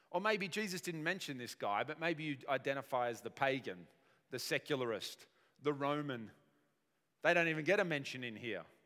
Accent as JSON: {"language": "English", "country": "Australia", "said": "us as modern Aussie people"}